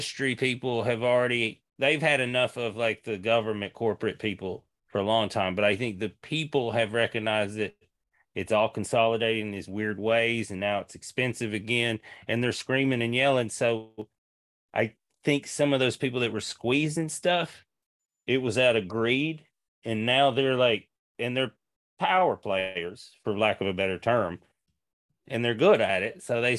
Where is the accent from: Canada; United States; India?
Canada; And yeah, I'm a Canadian. Like, I'm not doing this, you know, this isn't my lifestyle.